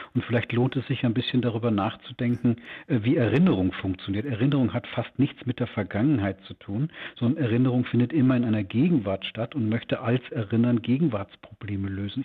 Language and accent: German; Gelsenkirchen, North Rhine-Westphalia, Germany; moved away as an adult; also born or lived in Tübingen / Bavaria; now in Munich, Germany; Ich bin selbst ein richtiger Wessi, geboren in Tübingen, äh, Abitur in Gelsenkirchen, bayerischer Staatsbeamter